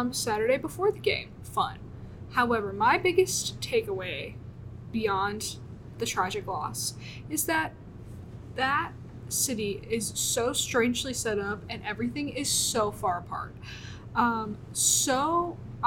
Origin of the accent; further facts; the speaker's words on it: Memphis, Tennessee, United States; moved away as an adult; now in Tuscaloosa, United States; I'm from Memphis, Tennessee.